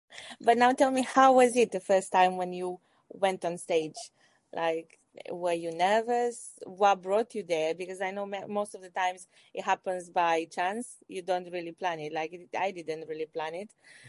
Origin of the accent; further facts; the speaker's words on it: Romania; I'm from Romania.